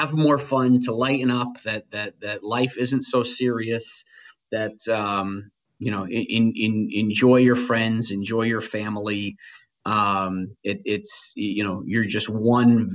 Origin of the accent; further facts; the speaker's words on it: New Britain, Connecticut, United States; I was the New Britain kid. I grew up in New Britain.